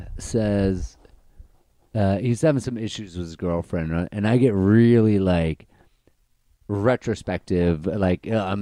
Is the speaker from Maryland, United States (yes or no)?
yes; Baltimore, Maryland, United States; One's from New York. One's from Jersey. I'm from Baltimore.